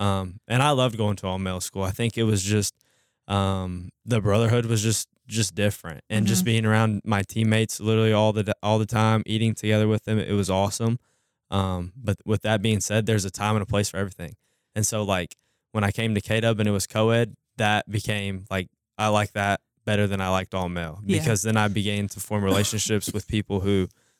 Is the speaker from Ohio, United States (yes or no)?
no; Louisville, Kentucky, United States; also born or lived in Carrollton, Georgia / Henryville, Indiana; So I was born in Carrollton, Georgia. {S0} Okay. {S1} And my family has moved around because of my dad's job. He's a high school teacher, football coach. And so we lived in Louisville right after I was born in Georgia.